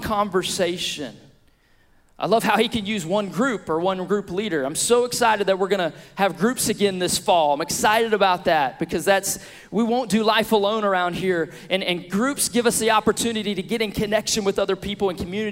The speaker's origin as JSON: {"language": "English", "town": "Beaumont", "region": "Texas", "country": "United States", "tie": "born or raised there", "also_born_or_lived": "Billings, Montana / Lafayette, Louisiana", "said": "we were back in Beaumont in my hometown, back at my home church"}